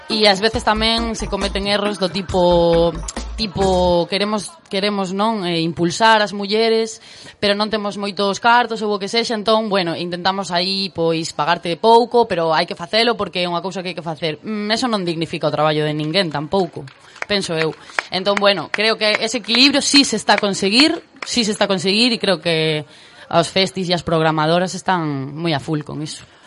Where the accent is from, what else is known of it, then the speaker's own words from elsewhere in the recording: Vigo, Galicia, Spain; eu son de Vigo e na cidade de Vigo é outra cousa